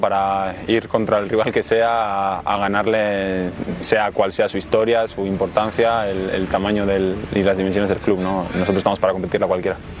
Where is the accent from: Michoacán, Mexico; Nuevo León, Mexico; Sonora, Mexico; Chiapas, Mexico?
Nuevo León, Mexico; Monterrey; yo me crié en Monterrey